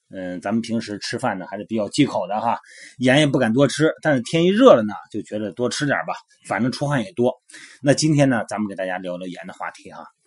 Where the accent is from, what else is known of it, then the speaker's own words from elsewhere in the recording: Shandong, China; 我们老家山东